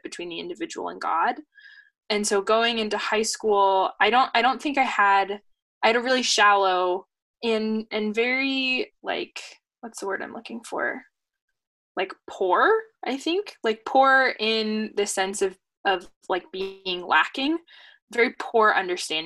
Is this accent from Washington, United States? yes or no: yes; Seattle, Washington, United States; living and growing up in Seattle and going to public school in Seattle